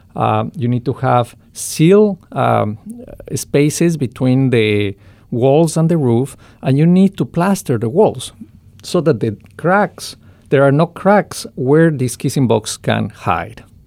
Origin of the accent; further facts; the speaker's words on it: Ecuador; in Ecuador, uh, my home country